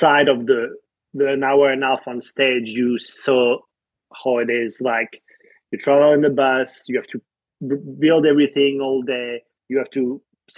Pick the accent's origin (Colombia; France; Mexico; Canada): France; Paris, Île-de-France; accent: French; English is a second language; moved away as an adult; now in United States; I'm French. What a surprise. Born and raised in Paris. I moved to the States actually 12 years ago now